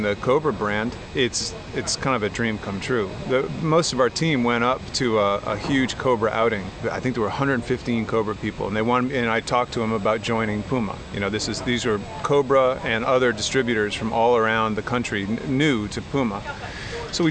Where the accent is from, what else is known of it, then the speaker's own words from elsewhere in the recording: Seekonk, Massachusetts, United States; also born or lived in Barrington, Rhode Island; now in Newport, United States; I grew up in Seekonk